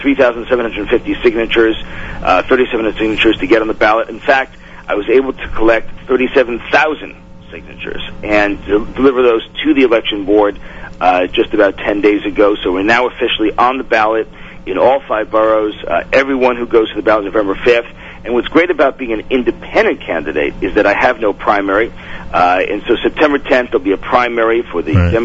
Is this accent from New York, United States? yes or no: yes; New York City, New York, United States; I'm born in Brooklyn